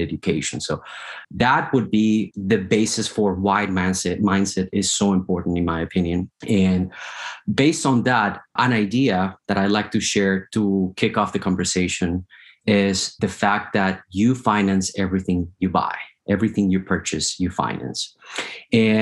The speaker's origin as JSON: {"language": "English", "country": "Colombia", "tie": "born or raised there", "moved": "as an adult", "lives_now": "United States", "said": "I was born in Colombia in South America. 2006, I got the opportunity to immigrate to the United States."}